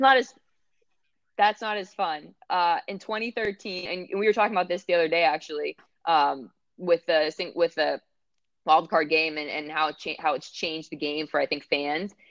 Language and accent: English; Pittsburgh, Pennsylvania, United States; now in Cincinnati, United States; I was born and raised there.